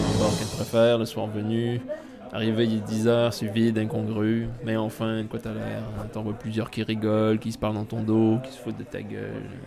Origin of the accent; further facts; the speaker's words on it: Quebec, Canada; now in France; je dirais qu'on est des Américains du Nord parlant français. Ou ben, des Américains, Québécois, Canadiens du Nord francophones